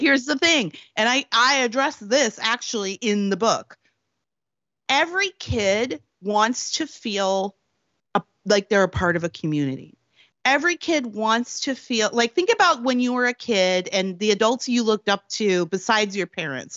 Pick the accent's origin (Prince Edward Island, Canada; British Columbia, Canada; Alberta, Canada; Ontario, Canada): Prince Edward Island, Canada; born or raised there; moved away as an adult; also born or lived in Washington, D.C.; now in California, United States